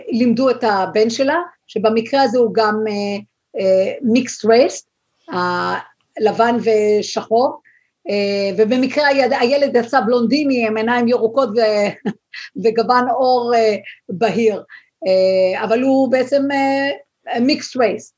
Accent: Israel; now in United States; אנחנו כישראלים

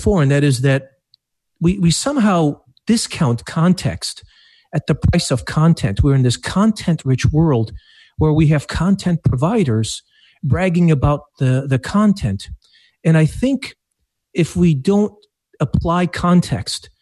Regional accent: Iraq; also born or lived in Detroit, Michigan; now in Madison Heights, Michigan, United States; I'm of Arabic heritage, so I was born in Iraq

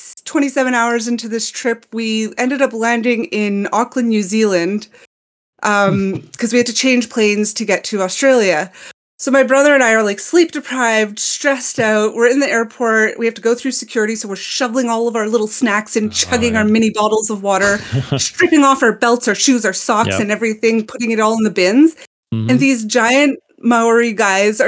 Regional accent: Montreal, Quebec, Canada; accent: Montreal English; in Montreal, we're very multicultural, and when we speak English, we tend to enunciate our words a lot

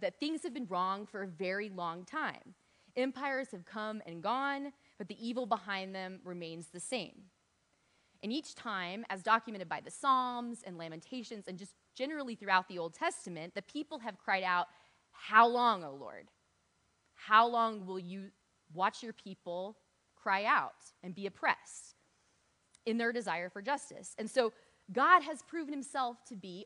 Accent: United States; We as American Christians in a church setting

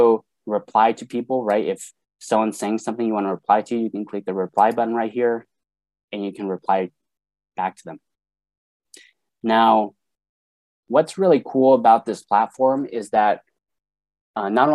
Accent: Sacramento, California, United States; I'm from Sacramento, California

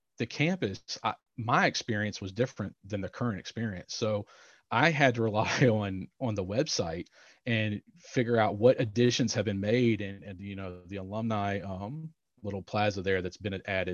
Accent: Roanoke, Virginia, United States; Around Roanoke, Virginia.

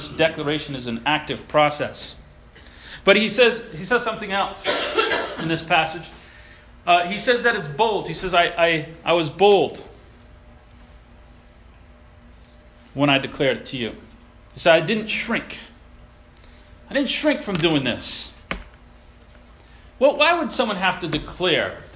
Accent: Elmira, New York, United States; I was born in Elmira, New York

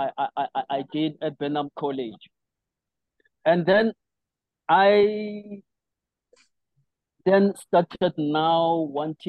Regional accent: Johannesburg, Gauteng, South Africa; also born or lived in Cape Town / Limpopo; now in Johannesburg, South Africa; I briefly came back to Pimville to do the latter part of my primary school and started high school

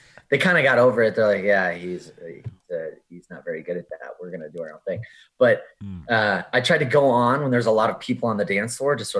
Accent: Oklahoma, United States; born there; I have Southern roots. I was born in Oklahoma

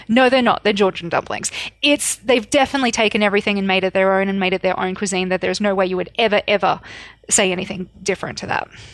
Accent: Australia; I grew up in Australia

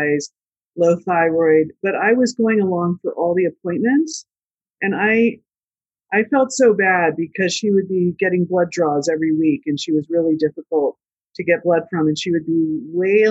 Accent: Lancaster County, Pennsylvania, United States; we grew up in Lancaster County

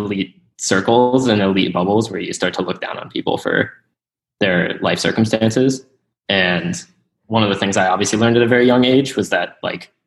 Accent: Mesa, Arizona, United States; So I was born and raised in Mesa, Arizona, which is just some town.

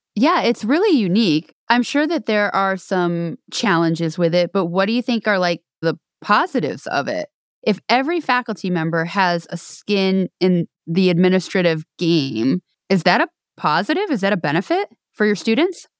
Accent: New York, United States; now in outside Washington, D.C., United States; I'm an East Coast girl. I grew up in New York. I live outside of D C

